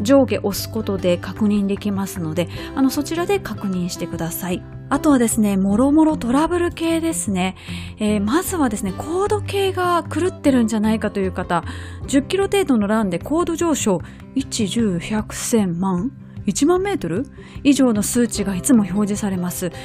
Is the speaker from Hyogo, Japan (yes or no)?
yes; Kobe, Hyogo, Japan; 実家の須磨